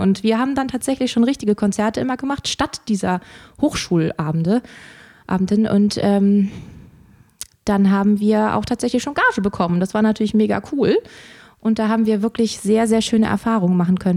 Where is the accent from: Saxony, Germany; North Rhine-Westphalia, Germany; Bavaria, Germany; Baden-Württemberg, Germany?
North Rhine-Westphalia, Germany; Krefeld; in Krefeld, in der Stadt, wo ich aufgewachsen bin